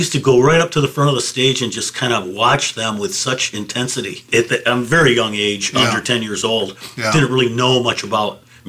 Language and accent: English; Detroit, Michigan, United States; born and raised in Detroit, being part of the rock scene in the 60s and 70s